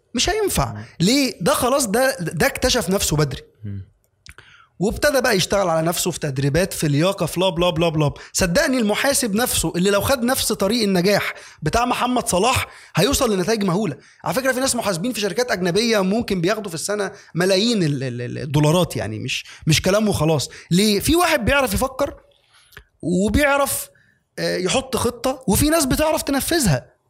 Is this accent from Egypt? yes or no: yes; Egypt; عندنا في مصر